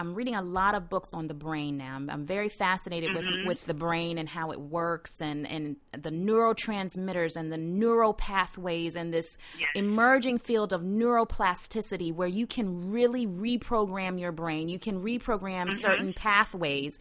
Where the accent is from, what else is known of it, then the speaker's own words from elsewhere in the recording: the South, United States; I'm from the South